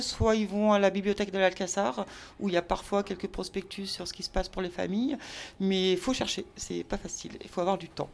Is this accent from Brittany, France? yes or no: yes; Brittany, France; now in Marseille, France; je suis bretonne à la base